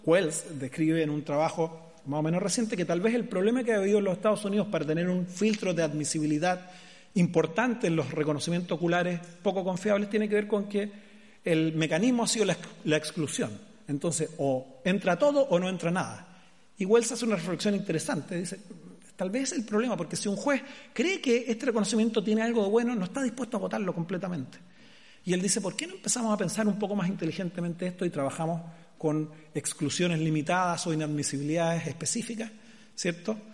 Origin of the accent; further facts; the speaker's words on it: Chile; mi país